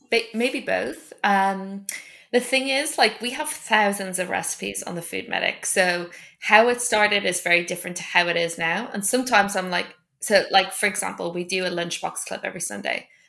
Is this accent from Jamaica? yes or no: no; Ireland; moved away; I grew up in Ireland